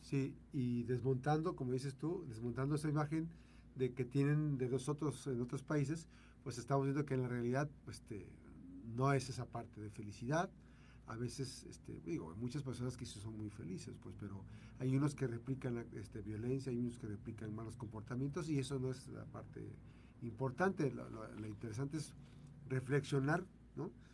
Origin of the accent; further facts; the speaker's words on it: Mexico; ya somos mexicanos o nos sentimos muy mexicanos